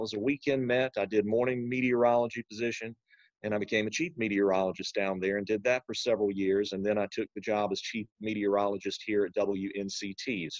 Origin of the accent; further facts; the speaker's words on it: Mount Olive, North Carolina, United States; I am from Eastern North Carolina originally. So I grew up in Wayne County, not too far away from Goldsboro, a little place called Mount Olive. That was my hometown.